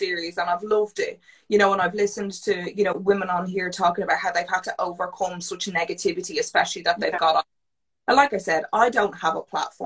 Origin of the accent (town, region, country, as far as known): Ireland; also born or lived in New York